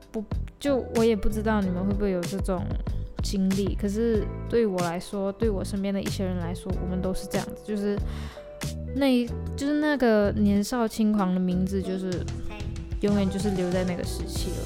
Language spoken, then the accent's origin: Chinese; Malaysia; 我们是身处在马来西亚